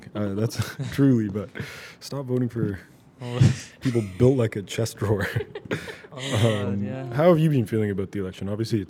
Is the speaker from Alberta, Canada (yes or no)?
no; Toronto, Ontario, Canada; now in Virginia Beach, United States; I'm officially not from the GTA anymore. I'm from Virginia Beach.